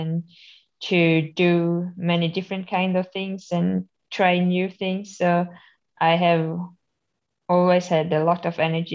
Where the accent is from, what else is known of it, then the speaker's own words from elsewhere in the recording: Borlänge and Falun, Dalarna County, Sweden; I come from Sweden, from Borlänge and Falun. So it's quite south in Sweden. And there's where I am from and where I'm living for